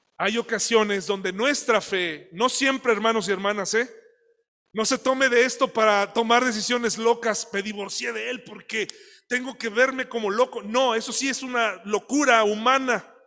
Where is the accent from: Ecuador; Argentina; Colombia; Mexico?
Mexico